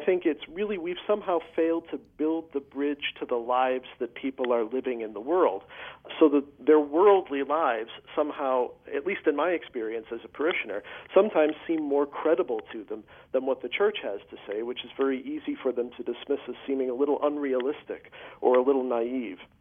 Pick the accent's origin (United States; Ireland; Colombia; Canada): United States; Chicago, Illinois; I grew up in the Archdiocese of Chicago